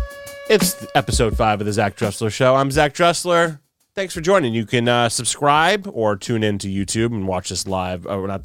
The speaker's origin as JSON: {"language": "English", "region": "New York", "country": "United States", "tie": "born or raised there", "said": "I grew up in New York."}